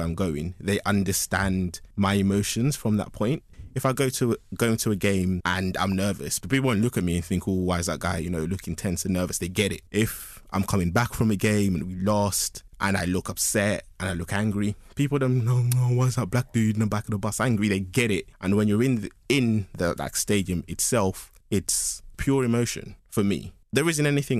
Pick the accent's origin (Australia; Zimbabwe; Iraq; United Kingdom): United Kingdom; British Zambian, England; me specifically, as a British Zambian